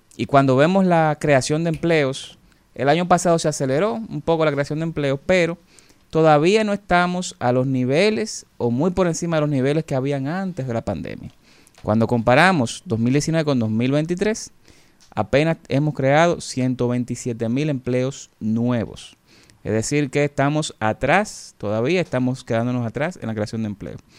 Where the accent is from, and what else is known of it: Dominican Republic